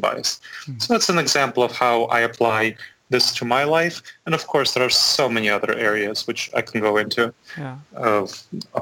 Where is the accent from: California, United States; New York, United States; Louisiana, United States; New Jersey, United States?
New York, United States; New York City; moved away as an adult; also born or lived in Chisinau, Moldova / Boston / Chapel Hill; now in Columbus, United States; I was born in Moldova. My parents were there in Chisinau, Moldova, which is just east of Romania and just southwest of Ukraine. So I was born there, and my parents immigrated when I was 10 to the United States. So I grew up in New York City